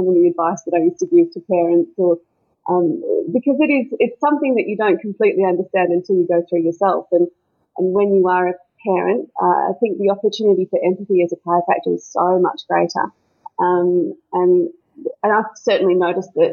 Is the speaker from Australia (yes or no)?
yes; Melbourne, Victoria, Australia; now in Maleny, Australia; I grew up in Melbourne